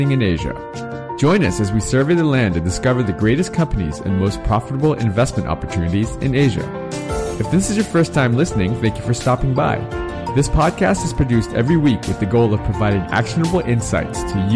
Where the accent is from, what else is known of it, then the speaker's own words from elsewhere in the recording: United States; I'm American, but my father was a first generation immigrant as well from Korea